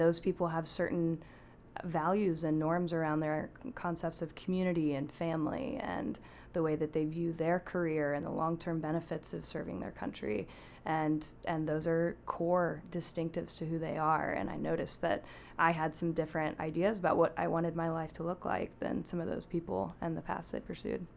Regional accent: Pacific Northwest, United States; also born or lived in Portland, Oregon / Seattle, Washington; now in Washington, D.C., United States; I grew up in the Pacific Northwest in the Portland and Seattle areas

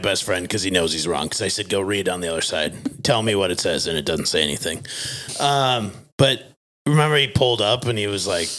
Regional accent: Fairmont, Minnesota, United States; The Visual Identity Vault is a full-service decorated apparel and marketing business located in my hometown of Fairmont, Minnesota.

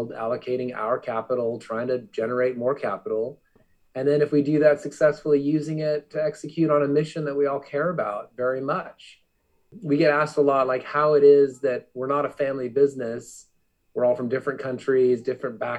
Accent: Arizona, United States; I grew up in Arizona

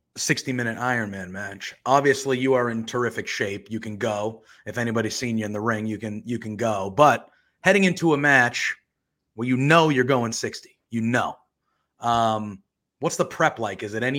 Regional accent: Northeast, United States; I'm from the Northeast.

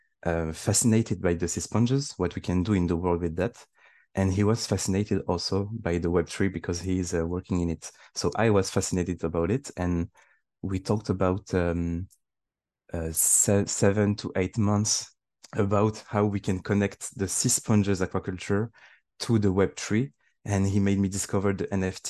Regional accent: Île-de-France, France; I'm born and raised in France, but I have my origin is Tunisian

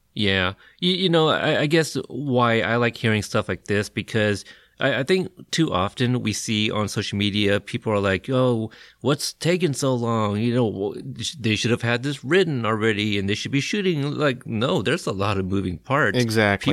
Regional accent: Portland, Oregon, United States; I'm from Portland

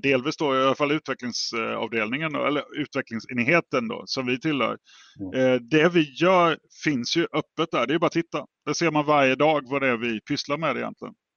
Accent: Jönköping area, Jönköping County, Sweden; jag är ju från Jönköpingsområdet

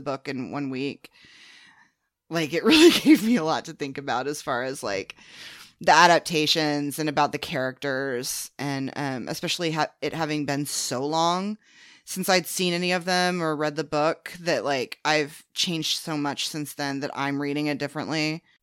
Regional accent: the Bible Belt, United States; growing up in the Bible Belt

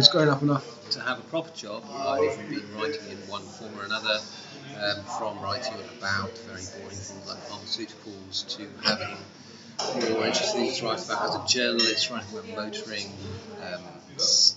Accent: Poole, South West England, United Kingdom; moved away as an adult; also born or lived in France; now in Vienna, Austria; South of England, a little town called Paul in Dorset.

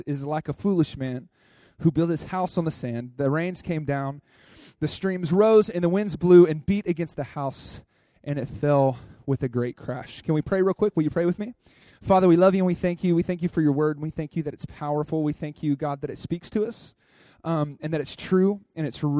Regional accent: Dallas, Texas, United States; accent: drawl; moved away; I come from Dallas, Texas. I have a little bit of drawl in my voice. I'm a country boy

